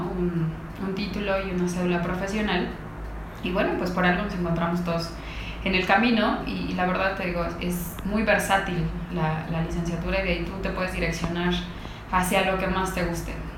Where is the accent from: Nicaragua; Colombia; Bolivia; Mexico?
Mexico; yo creo que somos un país de gordos